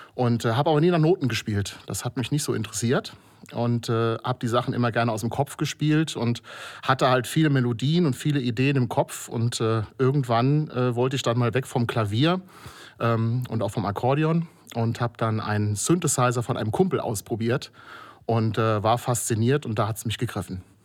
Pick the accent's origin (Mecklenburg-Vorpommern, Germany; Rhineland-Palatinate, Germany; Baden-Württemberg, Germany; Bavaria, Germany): Rhineland-Palatinate, Germany; Kobern-Gondorf; moved away as an adult; now in Trier, Germany; seit 15 Jahren Wahltrierer und komme aus Kobern-Gondorf an der Mosel